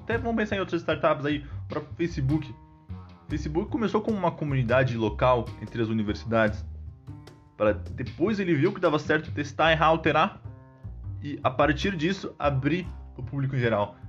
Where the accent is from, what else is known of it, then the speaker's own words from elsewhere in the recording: Brazil; sou, sou brasileiro